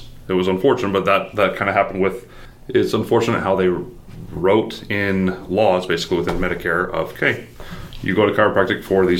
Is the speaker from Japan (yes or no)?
no; Utah, United States; So I am actually from Utah.